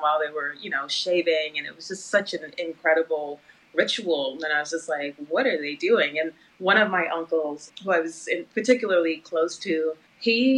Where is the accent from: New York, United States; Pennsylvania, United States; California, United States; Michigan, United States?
New York, United States; New York City; also born or lived in Guyana; Grew up in an area of Brooklyn called Flatbush, which was a very Caribbean community, which my parents immigrated from Guyana, South America, to that area